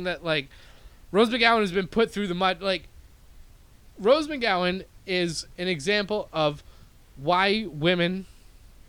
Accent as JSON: {"language": "English", "country": "Canada", "moved": "yes", "lives_now": "United States", "said": "I'm not American, okay? I'm Canadian"}